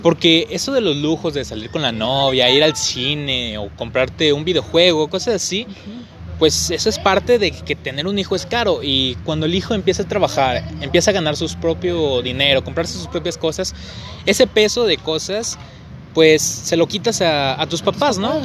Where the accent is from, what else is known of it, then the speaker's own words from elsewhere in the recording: Mexico; yo como mexicano amo mi país y yo quiero crecer en mi país.